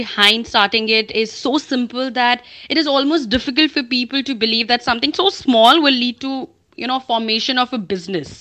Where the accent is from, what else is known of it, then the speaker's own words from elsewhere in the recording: Chandigarh, India; moved away; also born or lived in Pune; born and brought up in Chandigarh.